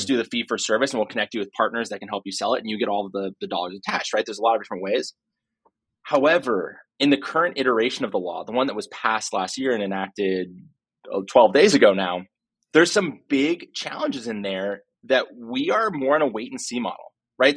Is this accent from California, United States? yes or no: yes; Silicon Valley, California, United States; I was born and raised in Silicon Valley